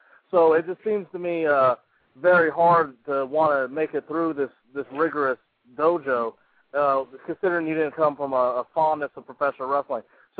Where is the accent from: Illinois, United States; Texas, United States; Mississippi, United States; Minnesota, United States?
Mississippi, United States; now in California, United States; I live there now, but originally I'm from Mississippi, so in the south